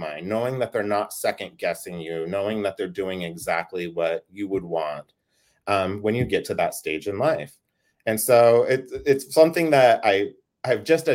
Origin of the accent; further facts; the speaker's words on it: Idaho, United States; also born or lived in Pocatello, Idaho / Boise, Idaho / Burley, Idaho / California; I'm a native Idahoan in that, like, as much as a person who's not an actual native can be. I was born in Pocatello, Idaho. We lived there until, gosh, like second grade, and then we lived over here in Boise for a little while.